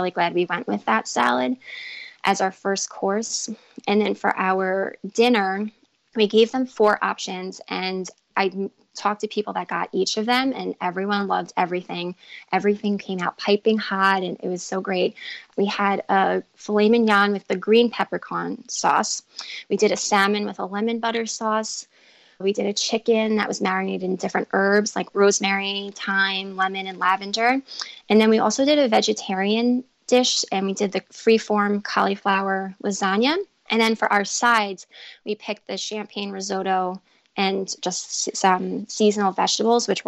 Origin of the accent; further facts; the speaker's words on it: Long Island, New York, United States; we're from New York, specifically Long Island